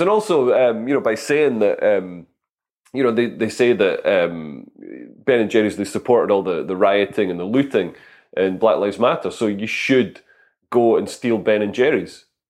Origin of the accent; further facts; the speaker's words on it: Scotland, United Kingdom; moved away; also born or lived in London; I'm Scottish, I'm not posh